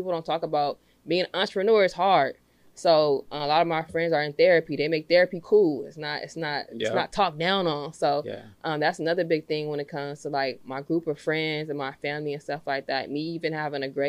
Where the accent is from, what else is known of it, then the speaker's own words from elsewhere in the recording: Los Angeles, California, United States; I'm from Los Angeles, California. I'm from the Crenshaw District. So growing up in that environment